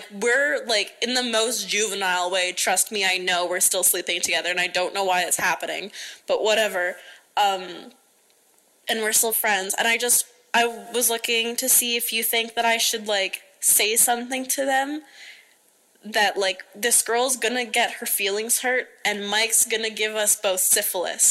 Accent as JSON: {"language": "English", "region": "Alberta", "country": "Canada", "said": "I'm from Alberta, Canada."}